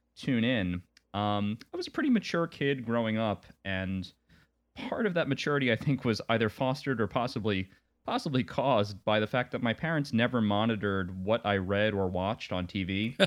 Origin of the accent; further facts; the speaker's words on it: Long Island, New York, United States; I grew up in Long Island, or on Long Island, as we say, uh, New York